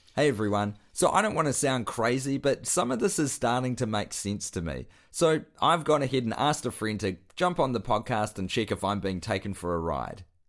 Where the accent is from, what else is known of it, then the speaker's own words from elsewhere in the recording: Christchurch, Canterbury, New Zealand; my childhood as a young pyro growing up in Christchurch